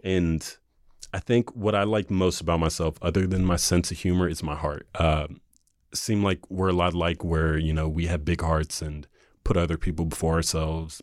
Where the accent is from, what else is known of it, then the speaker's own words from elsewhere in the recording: North Carolina, United States; growing up in North Carolina